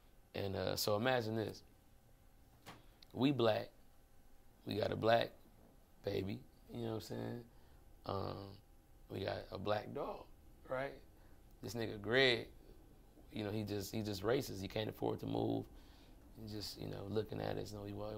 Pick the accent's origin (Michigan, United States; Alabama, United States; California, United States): Michigan, United States; Detroit; I'm from Brightmore, right? So my pops, he stayed on, well, first of all, my dad's family was like the second or third black family in Brightmore. See, like Detroit.